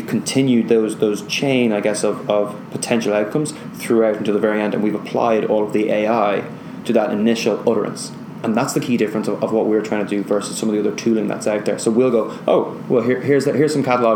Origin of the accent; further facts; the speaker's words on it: Ireland; being Irish